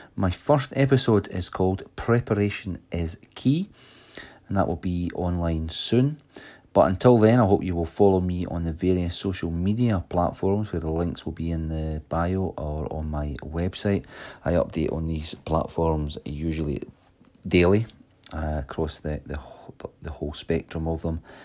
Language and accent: English; Stirling, Scotland, United Kingdom; I am from Stirling, Scotland, where I have run my own electrical and security system business for over twenty years